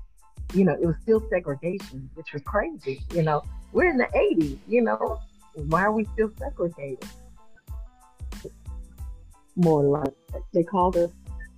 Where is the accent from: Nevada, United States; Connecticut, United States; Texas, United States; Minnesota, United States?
Texas, United States; West; I grew up in West Texas, which is a small little bitty town.